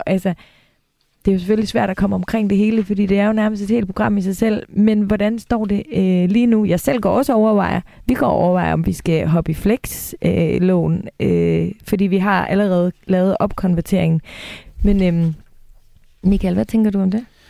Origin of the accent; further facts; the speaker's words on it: Denmark; vi danskere